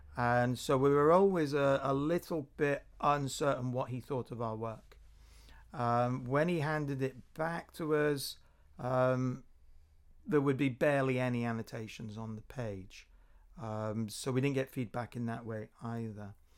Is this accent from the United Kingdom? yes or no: yes; Corby, East Midlands, United Kingdom; also born or lived in Norwich; Corby Community Arts in my hometown